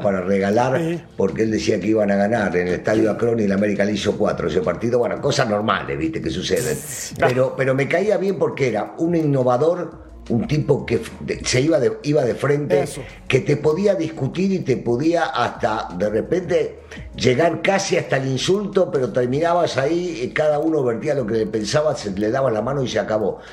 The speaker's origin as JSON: {"language": "Spanish", "country": "Argentina", "said": "así lo vivimos en mi país"}